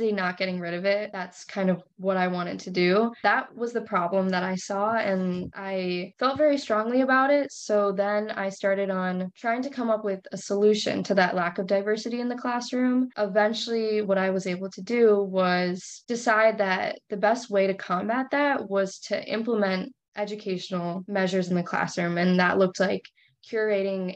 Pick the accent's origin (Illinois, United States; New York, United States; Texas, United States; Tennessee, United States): Illinois, United States; Crystal Lake; I'm from Crystal Lake, Illinois. It's a pretty small suburb, like an hour outside